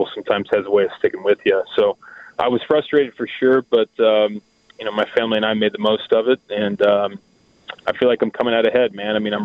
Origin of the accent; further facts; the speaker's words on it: Cincinnati, Ohio, United States; I grew up in the Cincinnati area